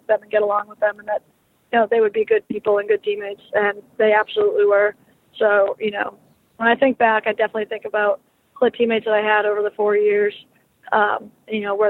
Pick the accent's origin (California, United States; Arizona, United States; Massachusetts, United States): Massachusetts, United States; I'm originally from Massachusetts, so I was always a Bruins fan growing up